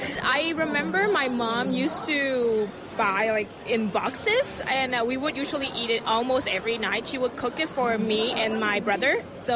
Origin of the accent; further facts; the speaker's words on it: Myanmar; moved away; also born or lived in United States; I'm from Myanmar.